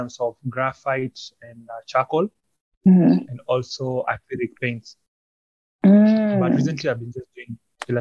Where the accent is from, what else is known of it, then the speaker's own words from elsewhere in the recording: Nairobi, Kenya; I'm a visual artist from Nairobi, Kenya